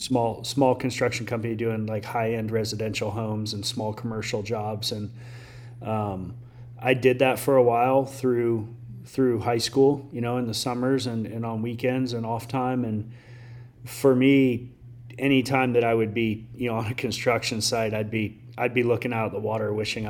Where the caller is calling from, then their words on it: Fort Myers, Florida, United States; It's going great. I'm in Southwest Florida, Fort Myers area.